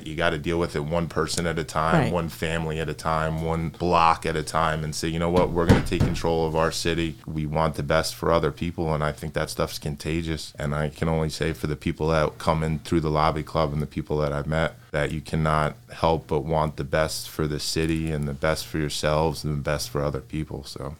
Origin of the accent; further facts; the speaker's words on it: Toms River, New Jersey, United States; also born or lived in Lawrenceville, New Jersey; I grew up in Tom's River, and I went to school at the college in New Jersey, and Trenton always felt like home.